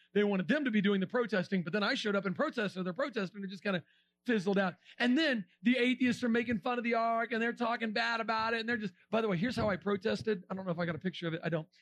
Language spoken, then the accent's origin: English; Florida, United States; We're from Florida.